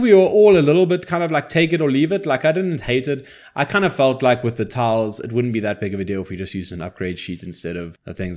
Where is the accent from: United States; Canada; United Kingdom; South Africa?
South Africa; I'm English